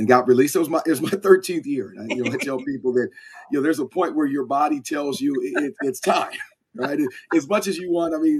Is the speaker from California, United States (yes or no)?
yes; Anaheim, California, United States; before I went to Stanford, I grew up in Anaheim